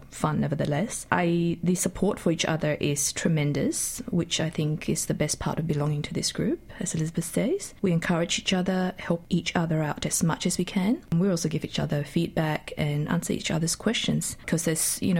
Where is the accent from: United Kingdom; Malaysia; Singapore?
Malaysia; now in Australia; growing up in Malaysia and then migrating to Australia with my family